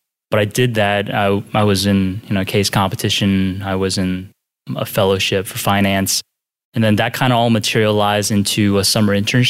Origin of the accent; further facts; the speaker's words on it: Philadelphia, Pennsylvania, United States; moved away as an adult; Yeah, I grew up in Philadelphia, spent like 20-some years there. I stayed in-state for undergrad.